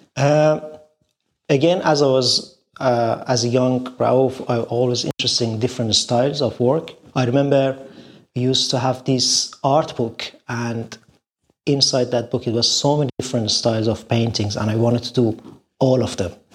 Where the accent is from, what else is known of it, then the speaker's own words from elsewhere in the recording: Shiraz, Fars, Iran; now in London, United Kingdom; I was born in Iran, a beautiful city of Shiraz, in an artistic family